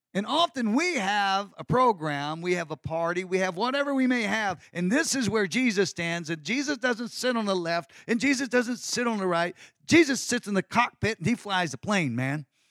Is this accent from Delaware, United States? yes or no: no; Texas, United States; I'm a Texan